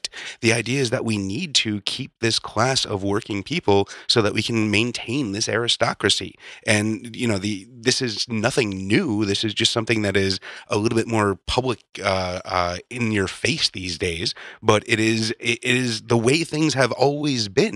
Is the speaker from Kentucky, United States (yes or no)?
no; Chicago, Illinois, United States; now in California, United States; I grew up in Chicago.